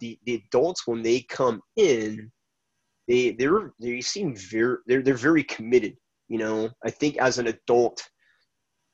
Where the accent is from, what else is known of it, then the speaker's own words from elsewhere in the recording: Laguna Hills, California, United States; I grew up here in Laguna Hills